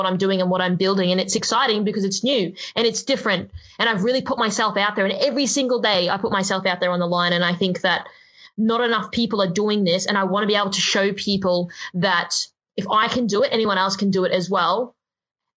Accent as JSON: {"language": "English", "region": "Queensland", "country": "Australia", "tie": "born or raised there", "moved": "as an adult", "lives_now": "Sydney, Australia", "said": "I grew up in Queensland."}